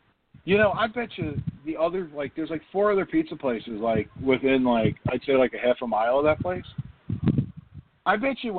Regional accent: Jersey City, New Jersey, United States; we grew up in New Jersey, but, like, I grew up in Jersey City.

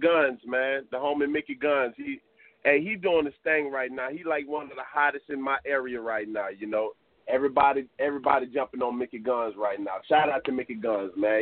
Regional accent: Crowley, Louisiana, United States; growing up in Crowley as a kid

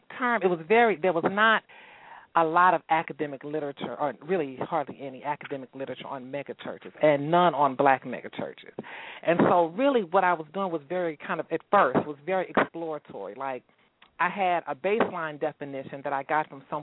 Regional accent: Houston, Texas, United States; moved away as an adult; also born or lived in Washington, D.C. / Maryland / Atlanta; I grew up in Houston.

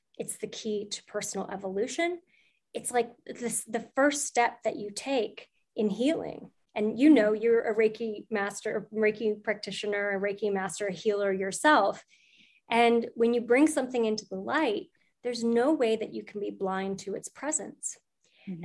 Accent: St. Louis, Missouri, United States; I was at the St. Louis Public Library, which is where I'm from. I'm from St. Louis.

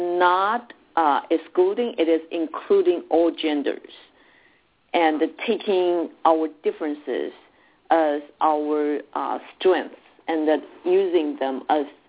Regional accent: Taiwan; moved away; I was born and raised in Taiwan

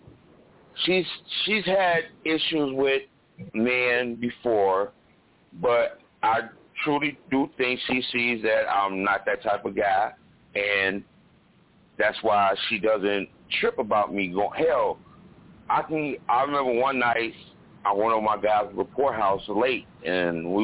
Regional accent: Chicago, Illinois, United States; I'm from Chicago, born and raised

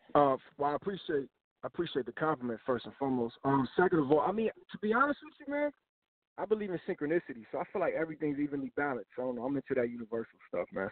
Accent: Tampa, Florida, United States; also born or lived in Miami, Florida; I'm from I'm from Tampa, Florida

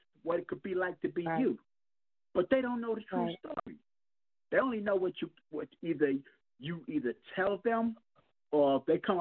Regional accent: New York City, New York, United States; I grew up in Jamaica, Queens

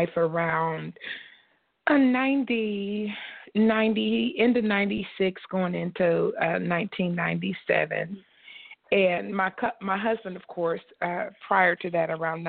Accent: Columbus, Ohio, United States; our church is located in Columbus, Ohio, which is my hometown for both my husband

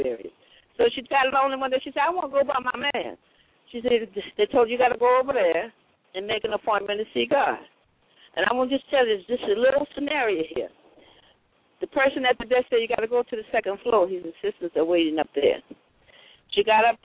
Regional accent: New Orleans, Louisiana, United States; I'm an elder from New Orleans.

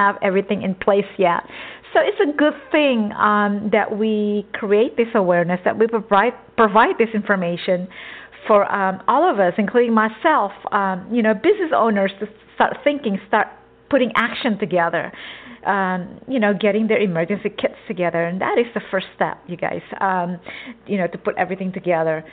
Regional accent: Texas, United States; also born or lived in an island; now in California, United States; I grew up in Texas since I was, 4 years old.

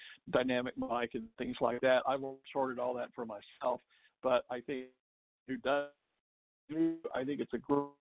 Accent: Texas, United States; I'm a native Texan, born and raised there

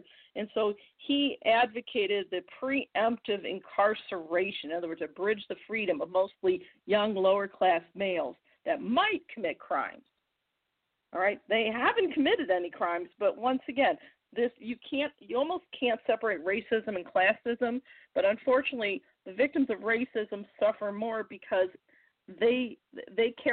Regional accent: Missouri, United States; my home state of Missouri is like 95% white.

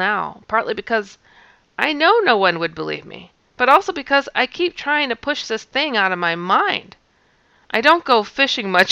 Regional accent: Wisconsin, United States; I'm from Wisconsin

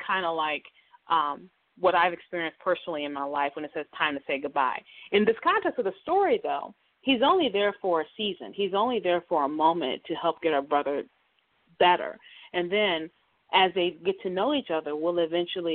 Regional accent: Detroit, Michigan, United States; growing up in Detroit, my house that we grew up in was like 100 years old

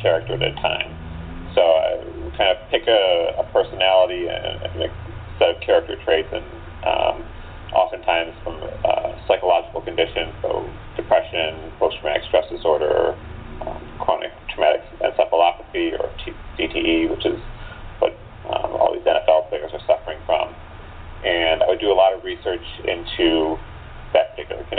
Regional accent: Chicago, Illinois, United States; also born or lived in Evanston, Illinois; my hometown of Chicago

